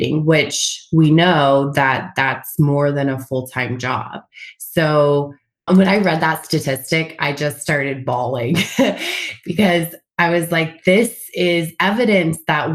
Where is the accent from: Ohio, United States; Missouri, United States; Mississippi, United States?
Missouri, United States; Springfield; moved away as an adult; also born or lived in St. Louis, Missouri; now in California, United States; I am originally from Springfield, Missouri